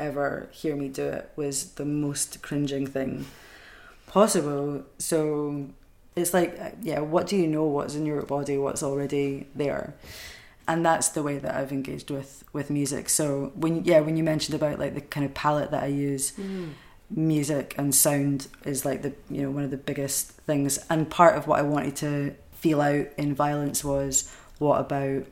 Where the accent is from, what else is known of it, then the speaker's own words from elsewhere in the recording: Edinburgh, Scotland, United Kingdom; now in Glasgow, United Kingdom; I grew up in Edinburgh